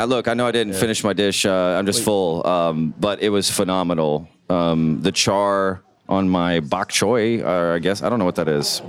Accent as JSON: {"language": "English", "region": "Texas", "country": "United States", "said": "I'm a Texan first all the way"}